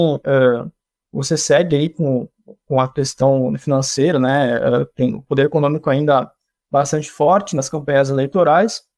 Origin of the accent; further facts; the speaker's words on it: Missões region, Rio Grande do Sul, Brazil; de onde eu sou, no Rio Grande do Sul, lá na região das Missões